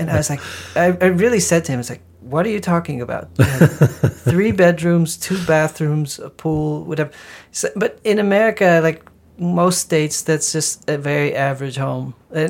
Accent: Netherlands; moved away; I come from the Netherlands.

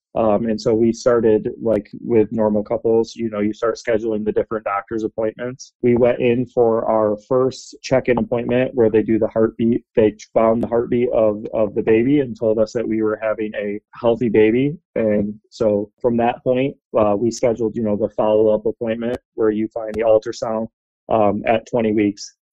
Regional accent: Grand Rapids, Michigan, United States; I was born in Grand Rapids

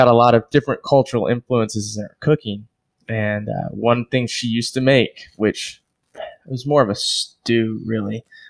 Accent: Central Texas, United States; growing up in Central Texas

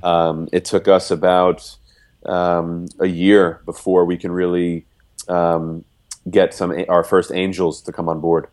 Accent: United States; moved away; also born or lived in Nigeria; I'm American

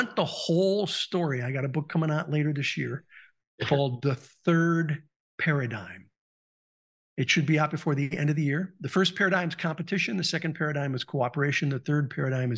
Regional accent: Southern California, United States; I grew up in Southern California

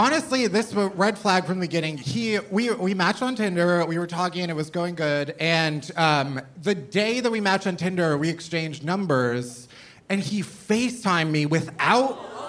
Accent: Chicago, Illinois, United States; I'm from Chicago, the suburbs of Chicago.

